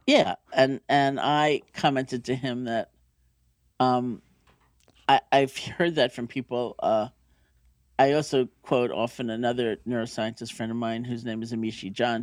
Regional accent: New York City, New York, United States; I grew up in New York City

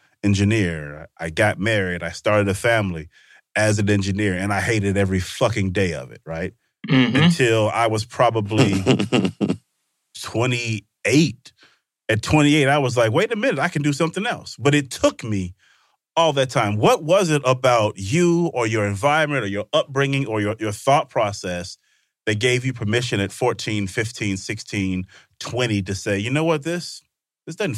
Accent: Vicksburg, Mississippi, United States; I grew up in Mississippi

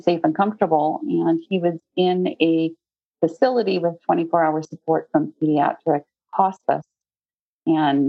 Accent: Newfoundland and Labrador, Canada; now in United States; I grew up in Newfoundland, Canada.

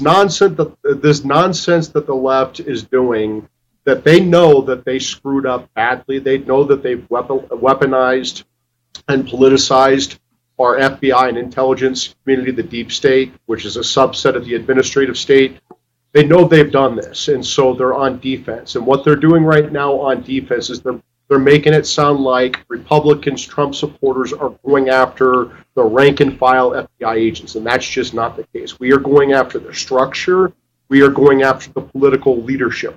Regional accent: Iowa, United States; moved away; I'm from Iowa. My family's back in Iowa

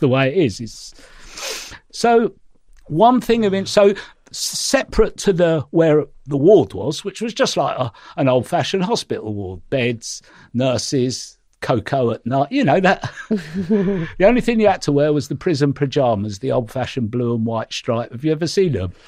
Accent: London, United Kingdom; growing up in the East End

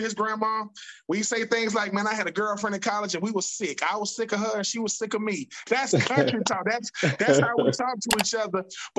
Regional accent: the South, United States; On top of the fact that I come from a big family, it's the greatest, man. And, you know, growing up in the South, you know, yeah, we got dirt roads.

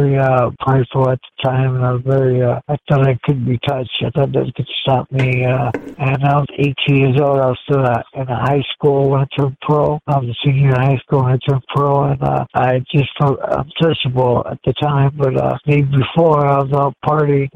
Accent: Gary, Indiana, United States; I was born in Gary, Indiana.

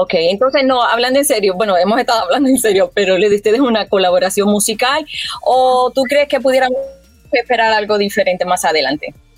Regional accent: Puerto Rico; como puertorriqueña

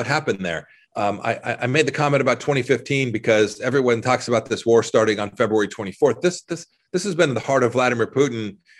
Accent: Kansas, United States; In the short run, I'm from Kansas, red winter wheat, high prices, all good.

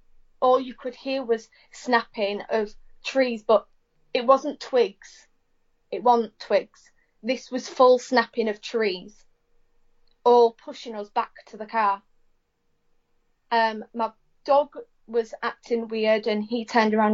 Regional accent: Hornsea, Yorkshire and the Humber, United Kingdom; We're from Hornsey, which is right on the east coast

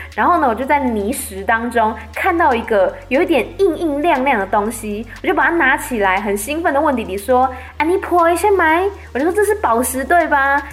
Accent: Taiwan; 我们一般在台湾讲的台语

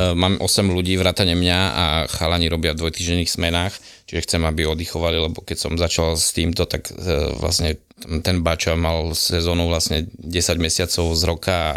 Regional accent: Prievidza, Trenčín Region, Slovakia; vlastne pochádzam od Prievidze

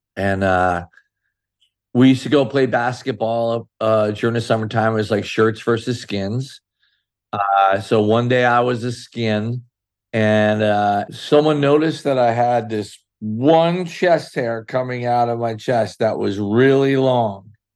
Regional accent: Sayreville, New Jersey, United States; I grew up in a little town called Sayreville, New Jersey

